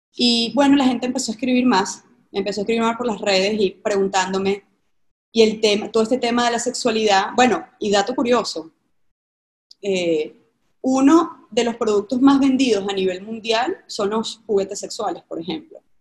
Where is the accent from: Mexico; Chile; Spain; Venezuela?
Venezuela; Caracas, Capital District; yo vengo de Caracas, Venezuela, de una familia tradicional